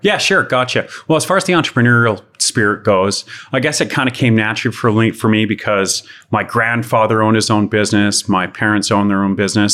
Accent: Calgary, Alberta, Canada; born and raised in Calgary and, oh, had some fun in the youth around Southwest Calgary

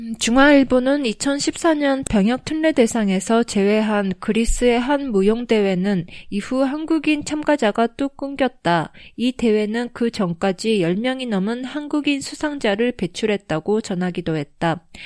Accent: Japan; also born or lived in South Korea; 日本育ち

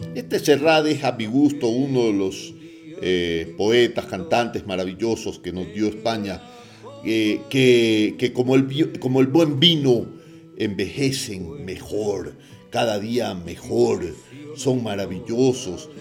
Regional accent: Guayaquil, Guayas, Ecuador; moved away; mi ciudad natal de Guayaquil

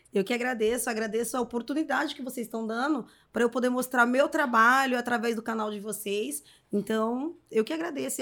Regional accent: São Paulo, Brazil; also born or lived in Vila Formosa, São Paulo; Cresci aqui. Cresci aqui.

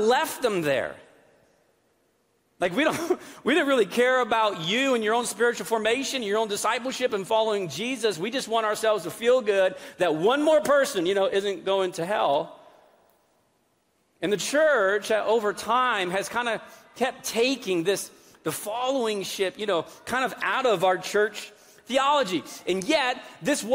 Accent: New England, United States; moved away; I grew up in New England

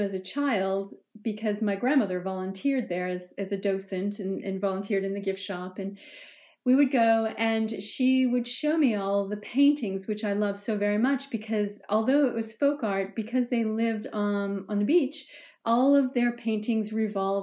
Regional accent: Cape Cod, New England, Massachusetts, United States; moved away; New England, where is my home, and where I grew up on Cape Cod

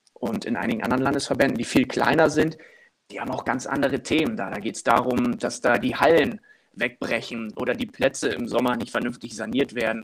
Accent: Wilhelmshaven, Lower Saxony, Germany; moved away as an adult; now in Cologne, Germany; in dem Verein, wo ich groß geworden bin, in meiner äh, Stadt in Wilhelmshaven, im, im, nördlichen Niedersachsen

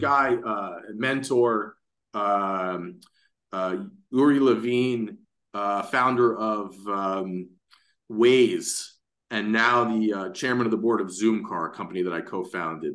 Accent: New York City, New York, United States; I'm born and raised in Manhattan

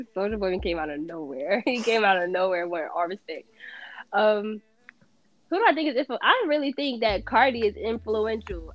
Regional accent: New Jersey, United States; I'm from Jersey.

